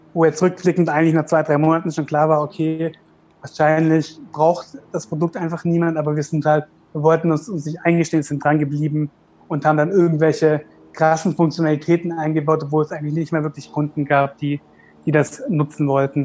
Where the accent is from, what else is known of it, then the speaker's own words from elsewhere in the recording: Karlsruhe, Baden-Württemberg, Germany; wir kommen ja aus Karlsruhe, Süddeutschland